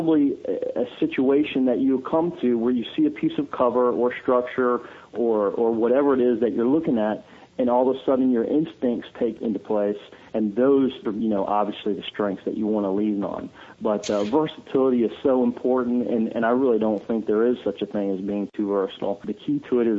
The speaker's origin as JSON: {"language": "English", "country": "United States", "tie": "born or raised there", "said": "growing up in the Potomac River area"}